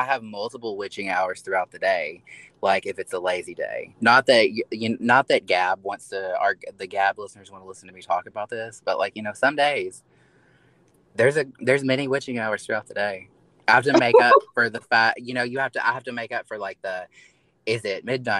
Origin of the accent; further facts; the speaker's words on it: Kentucky, United States; I am a little hick. I am from Kentucky